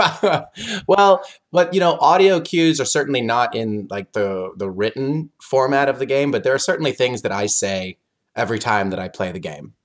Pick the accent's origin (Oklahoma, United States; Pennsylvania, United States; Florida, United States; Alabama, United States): Oklahoma, United States; moved away as an adult; also born or lived in South Korea; now in Chicago, United States; I'm from Oklahoma. I've been in South Korea a while. I now live in Chicago.